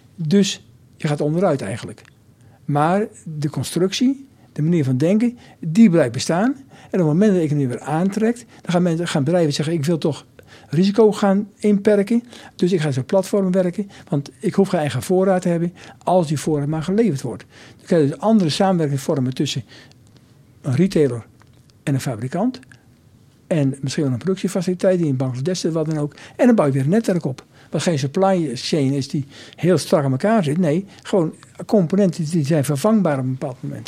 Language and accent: Dutch; Nijmegen, Gelderland, Netherlands; also born or lived in near Arnhem; ik ben in Nijmegen opgegroeid